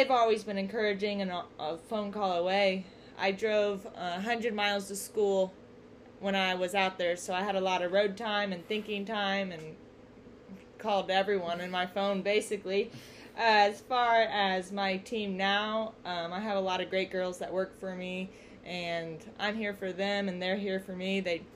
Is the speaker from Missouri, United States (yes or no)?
yes; Centralia, Missouri, United States; also born or lived in Watertown, South Dakota; I moved back to Centralia, which is my hometown, 3 years ago